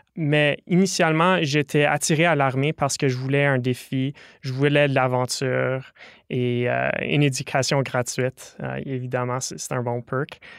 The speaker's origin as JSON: {"language": "French", "town": "Ottawa", "region": "Ontario", "country": "Canada", "said": "je viens d'Ottawa"}